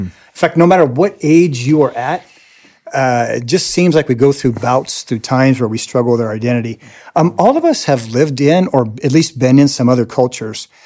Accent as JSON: {"language": "English", "country": "United States", "also_born_or_lived": "Latin America", "said": "I am an American"}